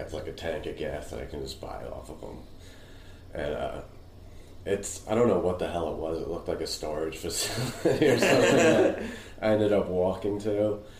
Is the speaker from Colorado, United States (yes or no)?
no; Northern Westchester, New York, United States; Northern Westchester, I guess, like right on the border of Putnam County.